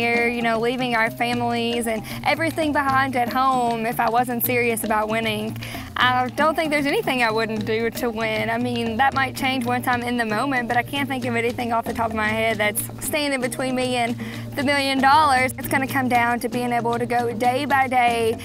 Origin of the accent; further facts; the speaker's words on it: Campbellsville, Kentucky, United States; I'm from Campbellsville, Kentucky